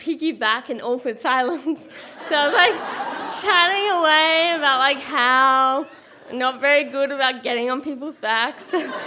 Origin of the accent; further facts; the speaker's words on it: Australia; I'm Australian